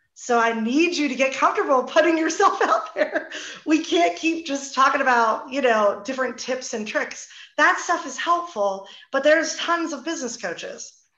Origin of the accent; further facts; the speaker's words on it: New Jersey, United States; we're both from New Jersey